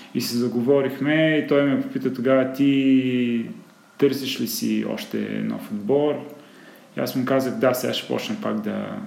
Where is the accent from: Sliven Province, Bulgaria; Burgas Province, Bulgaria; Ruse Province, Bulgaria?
Sliven Province, Bulgaria; Sliven; moved away as an adult; now in Sofia, Bulgaria; съм от Сливен, там съм израснал, там съм живял до 18-та си годишна